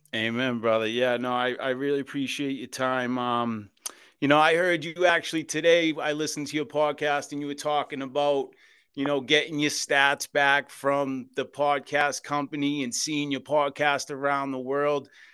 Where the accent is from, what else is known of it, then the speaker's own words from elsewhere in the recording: Boston, Massachusetts, United States; I was born and raised in South Boston, Massachusetts, in the Old Colony Projects